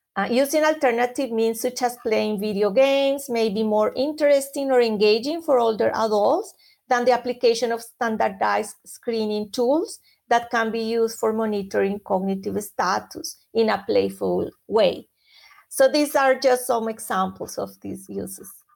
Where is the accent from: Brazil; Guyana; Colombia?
Colombia; moved away; I am from Colombia originally